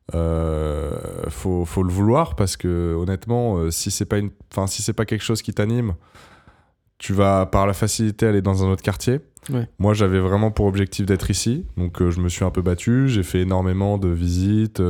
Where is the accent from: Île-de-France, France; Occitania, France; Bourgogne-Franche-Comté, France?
Occitania, France; Montpellier; moved away as an adult; now in Paris, France; je suis né à Montpellier et que, et que je, vivais à Montpellier